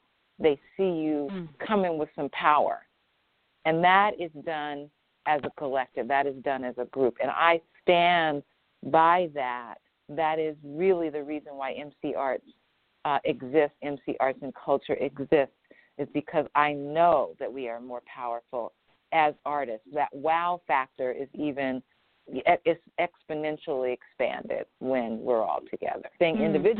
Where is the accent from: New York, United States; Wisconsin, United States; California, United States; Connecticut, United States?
California, United States; Marin City; the community that I grew up in Marin City, was literally 99% Black.